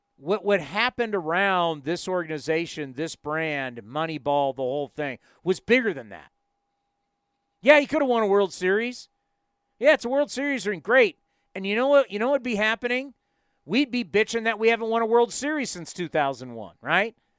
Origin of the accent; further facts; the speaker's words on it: San Diego, California, United States; moved away as an adult; now in San Jose, United States; I grew up in San Diego